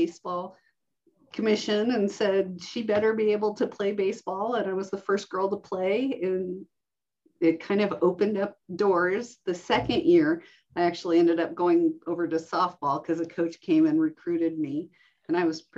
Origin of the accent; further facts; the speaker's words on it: Reno, Nevada, United States; I'm an Air Force brat, and so we traveled everywhere until about elementary school, and then we settled in the Reno-Sparks area, and I grew up in Washoe County, going to elementary, middle, and high school.